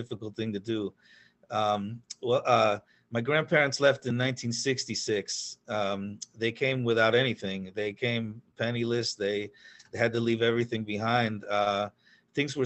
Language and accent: English; Pennsylvania, United States; also born or lived in New York; I was raised in Pennsylvania. I was born in New York, but I was raised in Pennsylvania. My family moved there when I was about 9 or 10.